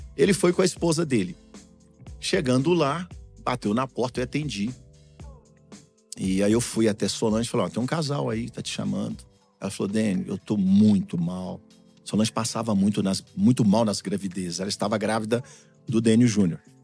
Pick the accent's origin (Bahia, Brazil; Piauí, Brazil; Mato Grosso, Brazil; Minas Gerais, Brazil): Minas Gerais, Brazil; Belo Horizonte; moved away as an adult; also born or lived in Tocantins / São Paulo; now in Europe; lá no centro de Belo Horizonte, minha terra natal